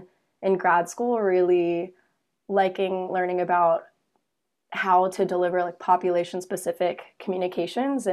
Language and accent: English; Pittsburgh, Pennsylvania, United States; moved away as an adult; also born or lived in Ithaca, New York; I am from Pittsburgh, Pennsylvania. It's where most of my family is currently